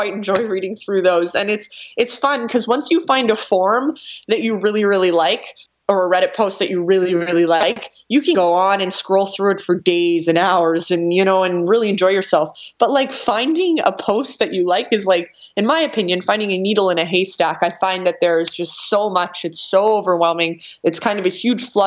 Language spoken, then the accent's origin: English; Canada; I'm Canadian